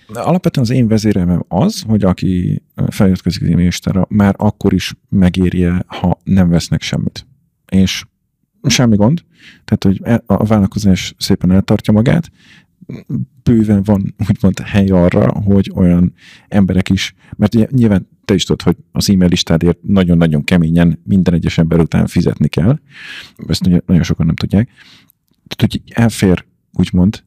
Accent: Hungary; én meg magyar vagyok, és angolul beszélünk

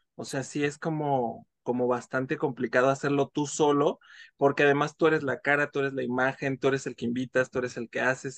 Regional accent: Mexico City, Mexico; soy de la Ciudad de México

